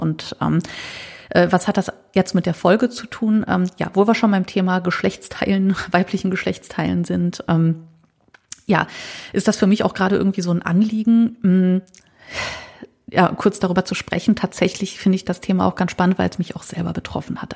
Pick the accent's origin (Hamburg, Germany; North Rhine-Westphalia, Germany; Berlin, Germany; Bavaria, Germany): North Rhine-Westphalia, Germany; Düsseldorf; Als Düsseldorferin